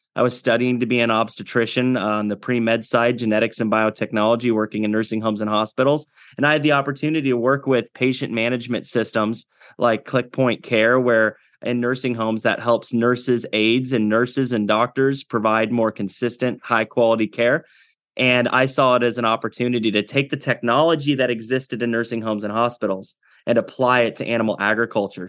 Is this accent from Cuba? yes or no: no; Iowa, United States; also born or lived in Kinston, North Carolina; I was born in Kinston, North Carolina, and at a young age, uh, we moved to Iowa, spent all my childhood in Iowa